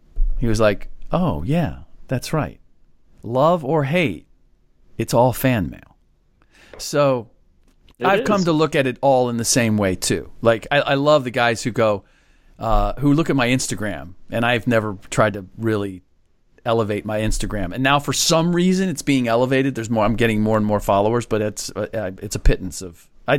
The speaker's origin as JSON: {"language": "English", "region": "Midwest", "country": "United States", "also_born_or_lived": "Washington, D.C., United States", "said": "Even though I'm from the Midwest."}